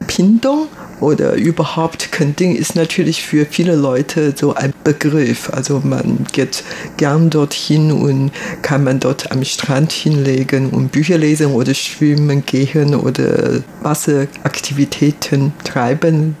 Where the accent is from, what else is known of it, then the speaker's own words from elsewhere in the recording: Taipei, Taiwan; German is a second language; moved away as an adult; also born or lived in Germany; Ich bin ein Taiwanerin, hier in Taipei geboren, aufgewachsen und dann später habe ich in Deutschland studiert